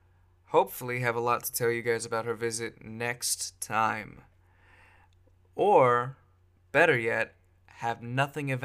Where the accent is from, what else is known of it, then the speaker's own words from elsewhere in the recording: Bay Area, California, United States; now in Washington, United States; I'm from California. I grew up in the Bay Area